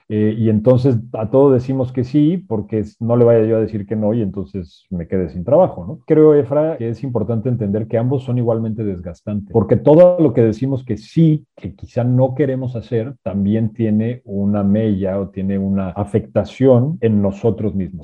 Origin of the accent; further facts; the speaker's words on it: Mexico; mi conocimiento como mexicano